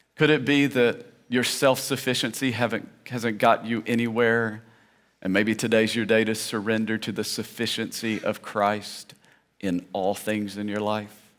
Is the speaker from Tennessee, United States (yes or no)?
yes; Tennessee, United States; I grew up in Tennessee, and there they would say, Preacher.